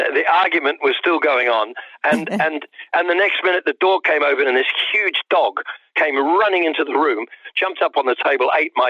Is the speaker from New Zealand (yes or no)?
yes; New Zealand; moved away as an adult; now in London, United Kingdom; I'd pretty much just moved to London. I came from New Zealand. I was living in New Zealand.